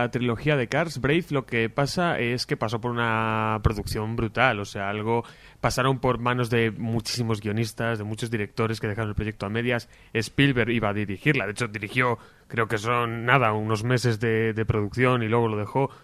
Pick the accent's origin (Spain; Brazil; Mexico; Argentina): Spain; Palencia, Castile and León